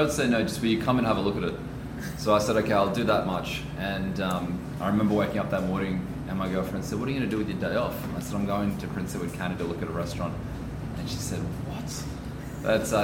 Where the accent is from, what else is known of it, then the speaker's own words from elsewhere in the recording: Australia; moved away as an adult; now in Canada; I'm originally from Australia, but I've been in Canada now for about 7 years.